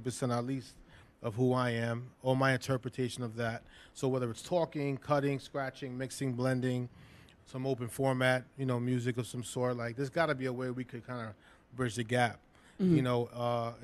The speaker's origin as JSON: {"language": "English", "town": "New York City", "region": "New York", "country": "United States", "tie": "born or raised there", "also_born_or_lived": "Flatbush, Brooklyn", "said": "I grew up in the Lower East Side, the majority of my living in Brooklyn"}